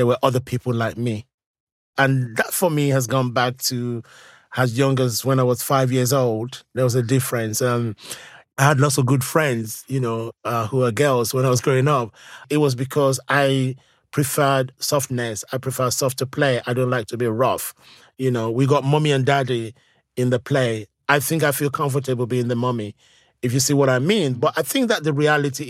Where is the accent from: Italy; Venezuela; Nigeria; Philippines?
Nigeria; moved away as an adult; now in London, United Kingdom; the same church community that I grew up with in Nigeria